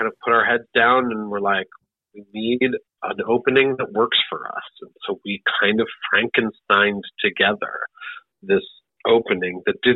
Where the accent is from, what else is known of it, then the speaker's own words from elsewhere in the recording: Great Lakes, United States; accent: Great Lakes midwestern; just my the accent I grew up with, oh. which is the Great Lakes, um, kind of midwestern sounding accent uh, with the with the hard A's.